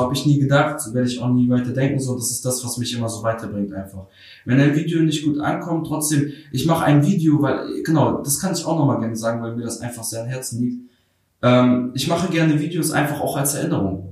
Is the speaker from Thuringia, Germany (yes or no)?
no; Schwerin, Mecklenburg-Vorpommern, Germany; born or raised there; also born or lived in Kharkiv, Ukraine